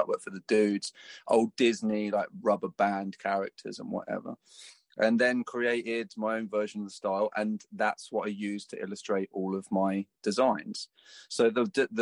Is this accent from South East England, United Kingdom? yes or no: yes; Folkestone, South East England, United Kingdom; Folkestone, my hometown